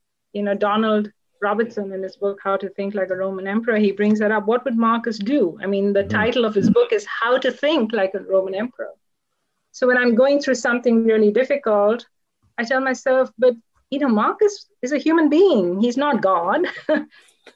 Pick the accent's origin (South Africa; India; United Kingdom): India; Kolkata, West Bengal; I was born in Calcutta, India